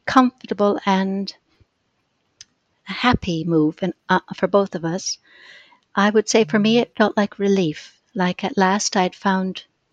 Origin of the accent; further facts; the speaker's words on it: Minneapolis, Minnesota, United States; moved away as an adult; also born or lived in London, United Kingdom; now in United Kingdom; I was born in Minneapolis and lived there for my girlhood